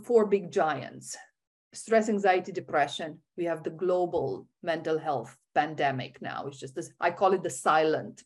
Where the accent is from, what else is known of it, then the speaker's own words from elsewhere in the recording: Romania; I was born in Romania